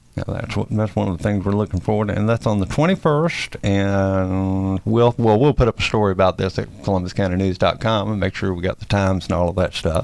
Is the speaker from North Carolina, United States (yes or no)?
yes; Keener, North Carolina, United States; also born or lived in Lagoon; I'm from Keener and I lived at Lagoon